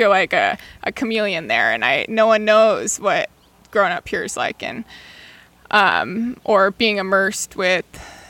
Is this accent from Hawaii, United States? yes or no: yes; Hawaii, United States; moved away; I grew up in Hawaii. I grew up between Kaimuki and the Big Island, and I move to the mainland, and it's just like, I feel like I have two lives, you know, because I live here